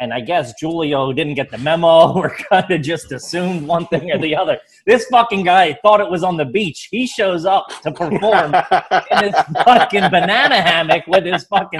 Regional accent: Philadelphia, Pennsylvania, United States; moved away as an adult; now in New York, United States; I just moved to New York.

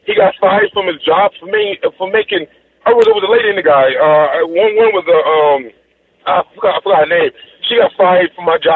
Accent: New York, United States; I'm from New York

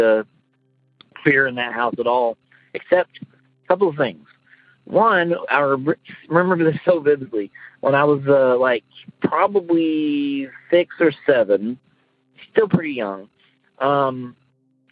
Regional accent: eastern Oklahoma, United States; now in Kansas, United States; when I was growing up in eastern Oklahoma

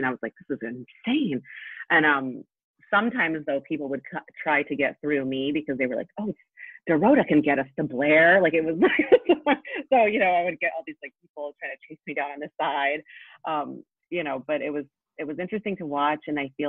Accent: Poland; born there; I was born in Poland, so both of my parents have had thick accents.

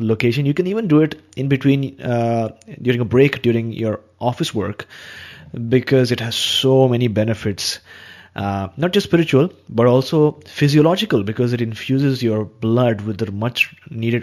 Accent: India; being an Indian

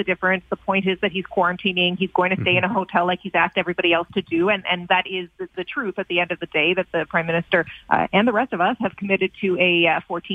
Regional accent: Canada; as a Canadian

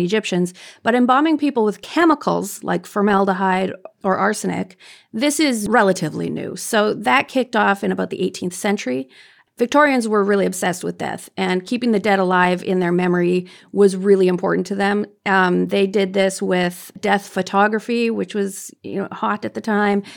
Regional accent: Canada; I'm Canadian

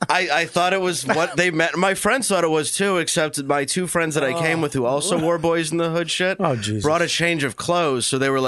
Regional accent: Detroit, Michigan, United States; I'm from Detroit.

